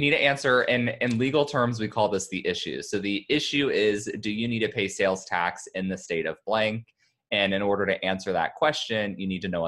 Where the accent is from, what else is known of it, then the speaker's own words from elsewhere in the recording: Kansas, United States; moved away; I'm from Kansas, so I have friends and family there